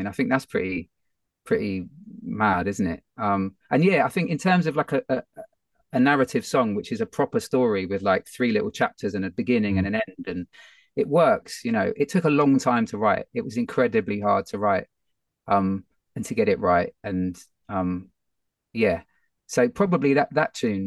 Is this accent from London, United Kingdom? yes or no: yes; London, United Kingdom; it's my hometown.